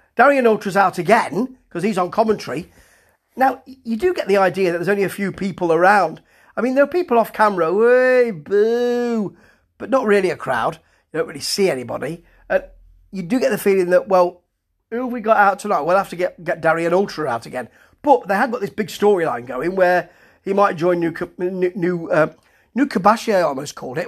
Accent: United Kingdom; me being a Brit

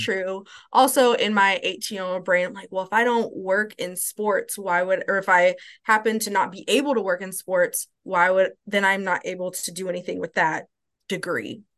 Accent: Louisville, Kentucky, United States; moved away as an adult; also born or lived in Columbus, Ohio; now in Nashville, United States; I grew up in Louisville, Kentucky

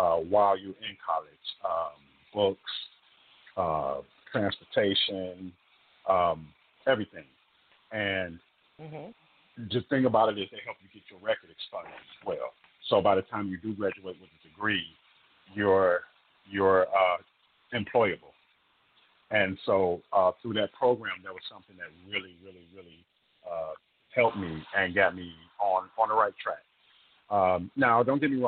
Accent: Detroit, Michigan, United States; also born or lived in Oakland, California; now in Houston, United States; Being born and raised in Detroit, and then later moving to Oakland, California, where I was for the last 20 years before I moved here to Houston

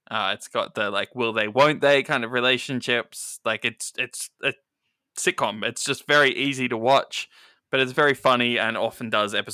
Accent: Australia; As an Australian

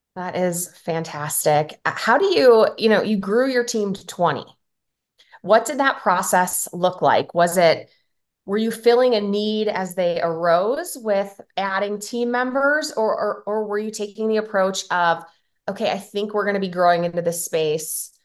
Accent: Chicago, Illinois, United States; now in Nevada, United States; I'm from Chicago, live in Nevada now

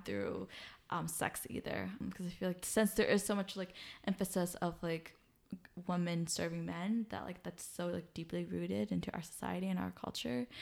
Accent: United States; being Hmong American, like, with, like, my Hmong family

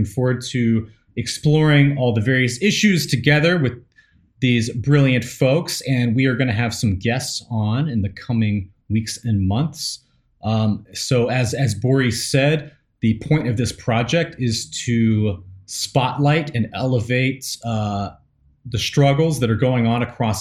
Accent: Nashville, Tennessee, United States; moved away as an adult; now in Busan, South Korea; I'm from East Tennessee, Appalachia originally. I was born there, grew up primarily around Nashville

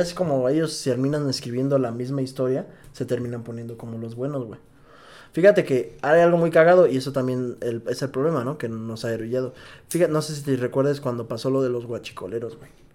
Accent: Mexico; como mexicano

